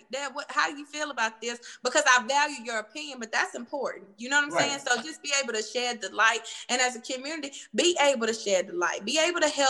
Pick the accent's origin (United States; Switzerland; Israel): United States; Cartersville, Georgia; I'm from Cartersville